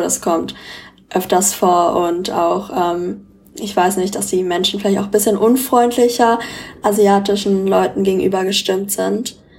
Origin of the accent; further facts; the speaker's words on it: Frankfurt, Hesse, Germany; ich wurde in Frankfurt geboren und bin auch hier aufgewachsen